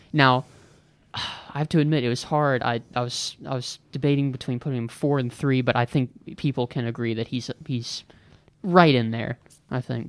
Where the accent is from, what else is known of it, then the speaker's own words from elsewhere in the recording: Virginia, United States; I grew up in Virginia and that I was a Virginia Tech fan growing up